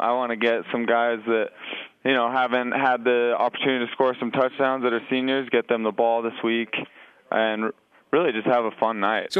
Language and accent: English; Orem, Utah, United States; being a local guy. You know, people from my hometown, Orem, my home ward